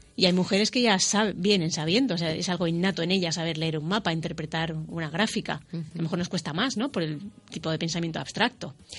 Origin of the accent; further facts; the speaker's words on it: Spain; Yo soy la primera española